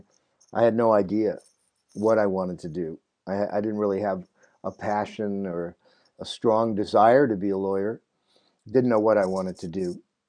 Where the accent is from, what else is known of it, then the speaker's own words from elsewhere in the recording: New York City, New York, United States; I was born in Brooklyn.